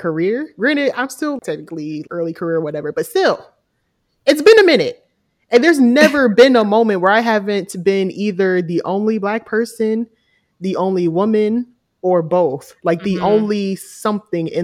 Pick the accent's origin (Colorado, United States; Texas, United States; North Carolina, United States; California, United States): North Carolina, United States; Charlotte; moved away as an adult; I'm from Charlotte. I love the city of Charlotte. But because I'm from there and I spent my whole life there, from the age of 1 to like me graduating college